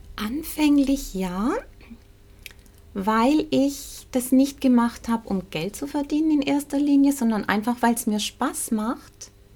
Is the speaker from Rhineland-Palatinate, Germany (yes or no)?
yes; Pleisweiler, Rhineland-Palatinate, Germany; also born or lived in Swabia, Baden-Württemberg; ich bin in, in der Pfalz aufgewachsen. Ich bin im Schwäbischen geboren. Meine Mutter kommt aus dem Stuttgarter Raum. Und ich bin mit sieben Jahren in die Pfalz gekommen